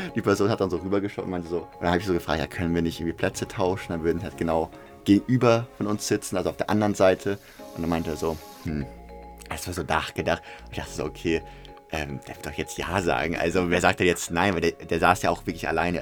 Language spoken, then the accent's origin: German; Hamburg, Germany; ich komme aus Hamburg